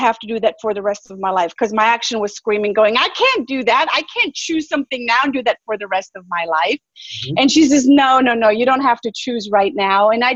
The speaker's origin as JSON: {"language": "English", "country": "Germany", "tie": "born or raised there", "moved": "yes", "lives_now": "United States", "said": "I come from Germany. I was born and raised in Germany"}